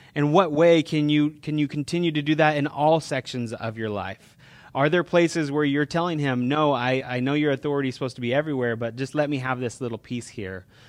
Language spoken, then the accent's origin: English; California, United States; we're from California